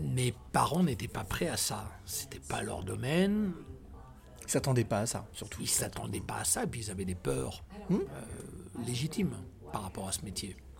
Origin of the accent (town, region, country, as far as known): Tours, Centre-Val de Loire, France; born or raised there; also born or lived in Côte d'Ivoire